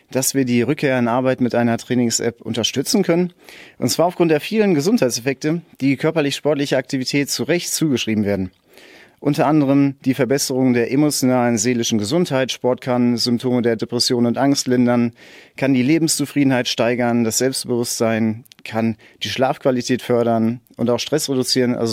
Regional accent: Sauerland, North Rhine-Westphalia, Germany; dass ich gebürtig aus dem Sauerland komme, dort in einer Großfamilie aufgewachsen bin

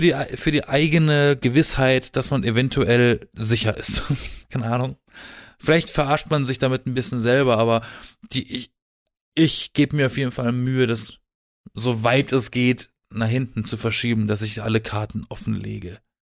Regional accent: Black Forest, Baden-Württemberg, Germany; now in Berlin, Germany; ich komme aus dem Süden von Deutschland, aus dem Schwarzwald

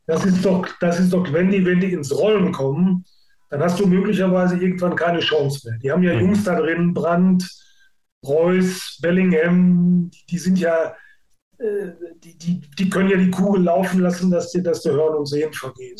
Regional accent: Gelsenkirchen, North Rhine-Westphalia, Germany; ich bin in Gelsenkirchen geboren

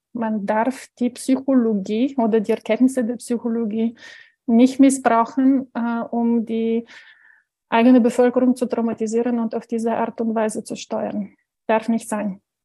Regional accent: Bulgaria; moved away; ich stamme aus Bulgarien, das heißt also 78 geboren

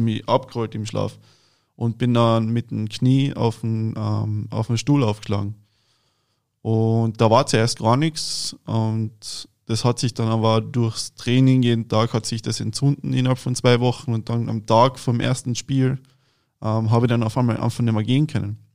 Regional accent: Klagenfurt-Land, Carinthia, Austria; now in Berlin, Germany; ich bin aus Klagenfurt-Land, das ist in Kärnten in Österreich

